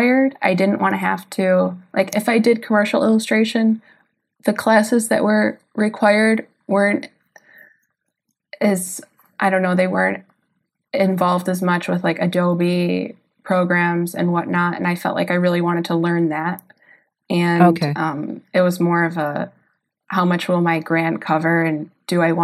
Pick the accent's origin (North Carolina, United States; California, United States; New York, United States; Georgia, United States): New York, United States; Webster; moved away as an adult; now in Germany; I'm from Webster, New York